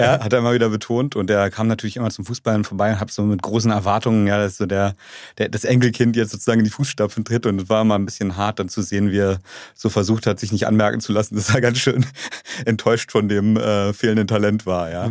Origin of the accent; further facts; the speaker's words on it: Strausberg, Brandenburg, Germany; moved away; ich bin ja genau gebürtiger Ossi und auch äh, Kind von ähm, ähm, Leuten, die jetzt gar nicht selber studiert haben, ja, meine Eltern, sondern eher sehr, bin sehr, sehr bodenständig aufgewachsen in Strausberg